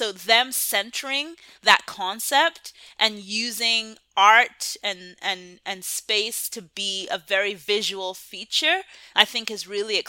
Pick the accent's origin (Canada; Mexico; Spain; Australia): Canada; now in United States; And I really only came across this term Afrofuturism when I moved to the United States. I came here from Canada.